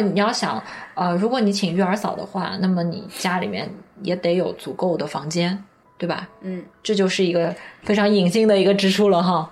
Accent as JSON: {"language": "Chinese", "town": "Nanjing", "region": "Jiangsu", "country": "China", "tie": "born or raised there", "said": "在南京我的家乡"}